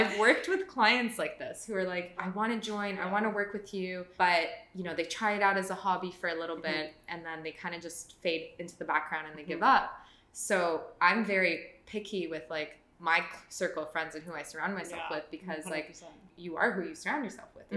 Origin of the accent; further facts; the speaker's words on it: Toronto, Ontario, Canada; moved away as an adult; now in Australia; We're both Canadian, so I'm originally from Toronto